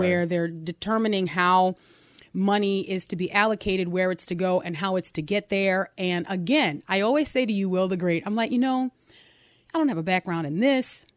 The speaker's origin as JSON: {"language": "English", "country": "United States", "said": "an American citizen, as someone who's paid taxes for decades"}